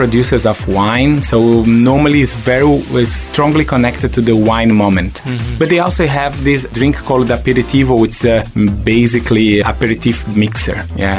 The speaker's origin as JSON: {"language": "English", "country": "Brazil", "tie": "born or raised there", "also_born_or_lived": "London, United Kingdom / Venice, Italy / Singapore", "moved": "as an adult", "said": "I was born in Brazil"}